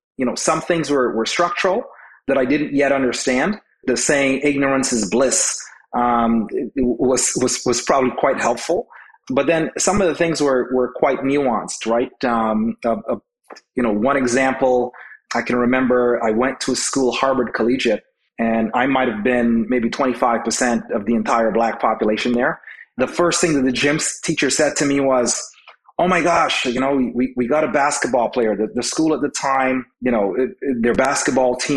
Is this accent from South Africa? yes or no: no; Trinidad & Tobago; now in Canada; I grew up just being Trinidadian at the time